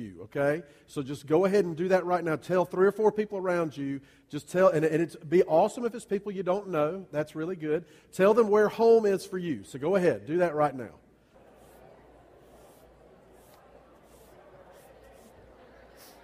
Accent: Columbia, South Carolina, United States; now in Greer, United States; my hometown, that's Columbia.

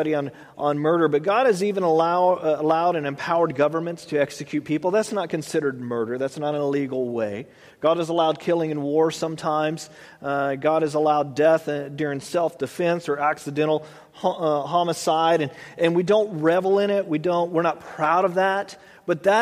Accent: United States; I was born here in America

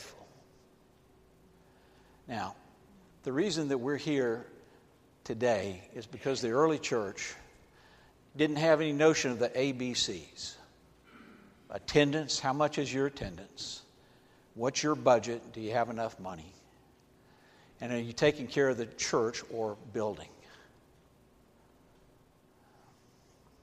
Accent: Atlanta, Georgia, United States; I grew up in Atlanta, Georgia.

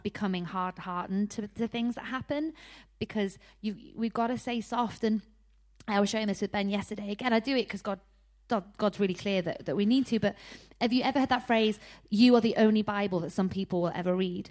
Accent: Harrogate, Yorkshire and the Humber, United Kingdom; I'm from Harrogate in North Yorkshire, um, and honestly, growing up was quite tough.

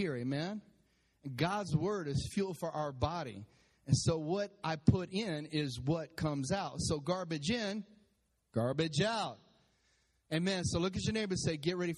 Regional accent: Texas, United States; I'm from Texas

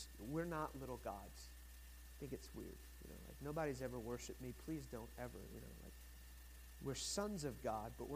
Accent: United States; I'm American

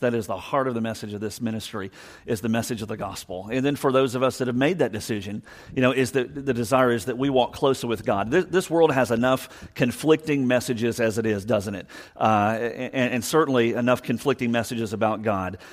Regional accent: Savannah, Georgia, United States; I'm from Savannah

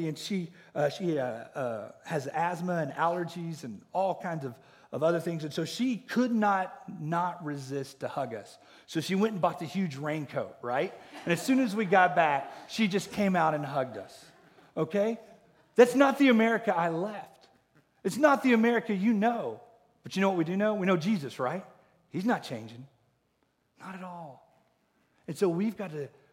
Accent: Oklahoma, United States; growing up in Oklahoma in the Bible Belt

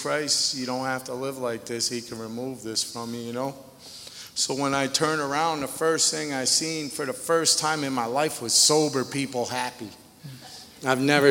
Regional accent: Connecticut, United States; moved away as an adult; I'm a junkie from Connecticut

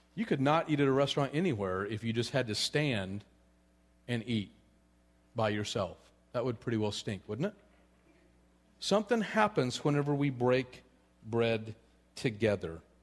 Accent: Colorado, United States; I'm from Colorado

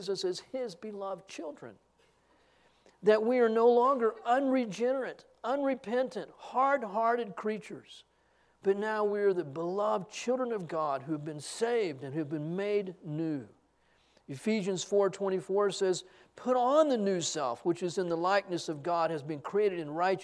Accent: Texas, United States; I'm a Texan

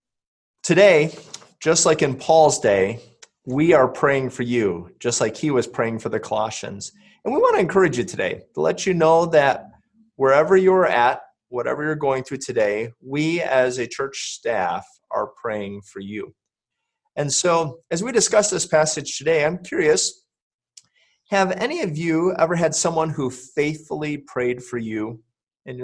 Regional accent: Michigan, United States; moved away as an adult; I was a teenager in my church growing up in Michigan

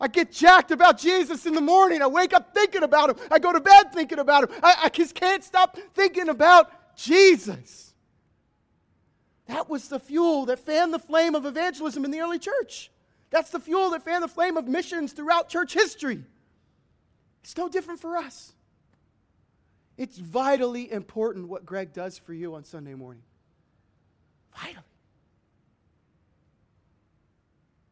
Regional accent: United States

